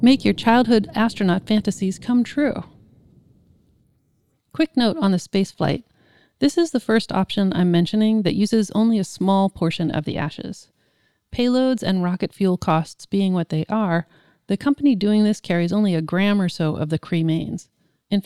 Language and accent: English; California, United States; I'm such a Californian